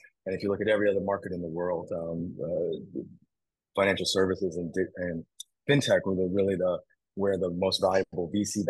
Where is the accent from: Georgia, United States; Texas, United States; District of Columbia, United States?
Texas, United States; moved away as an adult; also born or lived in New York / Hong Kong; I'm originally from Texas. I moved to New York to study